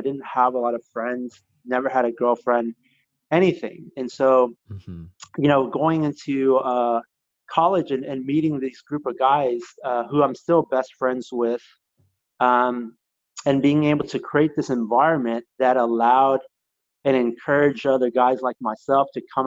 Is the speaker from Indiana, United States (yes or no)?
no; Katy, Texas, United States; also born or lived in Chicago; I was raised in a wonderful suburb of Katy